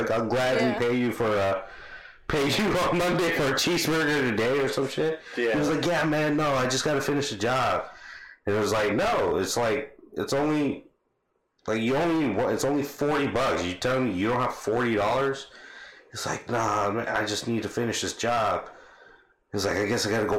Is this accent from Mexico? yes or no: no; Bangladesh; I'm from Bangladesh